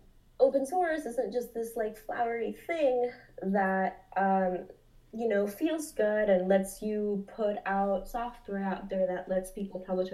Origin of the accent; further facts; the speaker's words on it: Peru; I'm from Peru. In Peru, you can go to Lima downtown